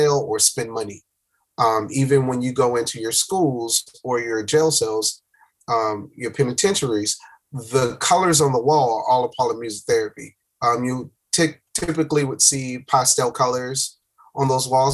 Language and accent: English; Miami, Florida, United States; moved away as an adult; now in Atlanta, United States; Miami. Born and raised in Miami, Florida.